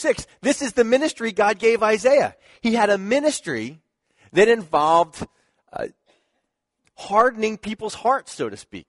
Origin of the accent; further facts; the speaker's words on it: Philadelphia, Pennsylvania, United States; That's my hometown